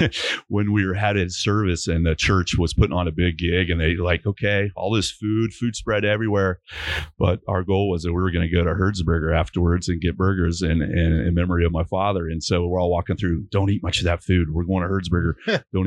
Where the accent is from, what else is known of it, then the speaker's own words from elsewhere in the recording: Dallas, Texas, United States; I grew up in Dallas, Texas